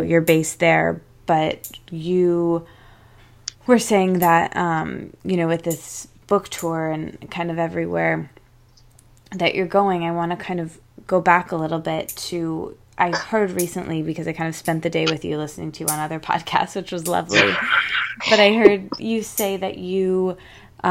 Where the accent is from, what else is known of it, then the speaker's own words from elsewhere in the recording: Michigan, United States; also born or lived in Detroit; I'm from Michigan, actually, and that's where I live now